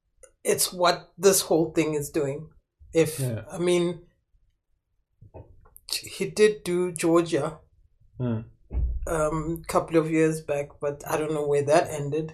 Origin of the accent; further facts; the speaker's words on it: South Africa; as a South African